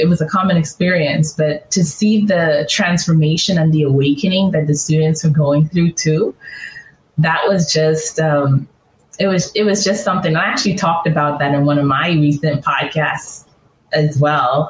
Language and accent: English; Bahamas; also born or lived in California; now in Atlanta, United States; I grew up in the Bahamas